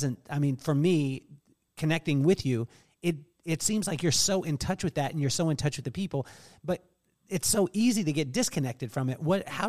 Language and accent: English; England, United Kingdom; born there; also born or lived in Taiwan; We lived in yeah. England. I was born in England. We lived in Taiwan. We moved around the country.